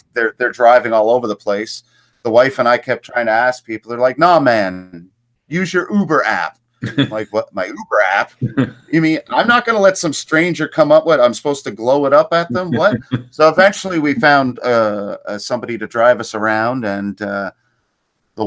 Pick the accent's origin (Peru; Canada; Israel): Canada; I'm Canadian